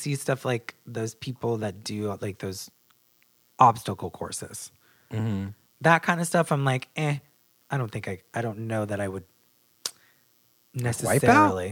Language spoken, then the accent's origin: English; Portsmouth, New Hampshire, United States; I grew up in Portsmouth, New Hampshire.